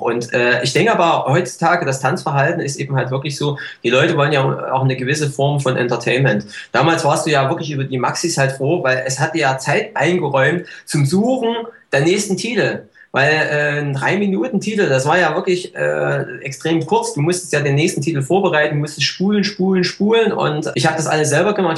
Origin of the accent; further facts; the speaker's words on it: East Germany, Germany; Ich komme ja nun aus dem Osten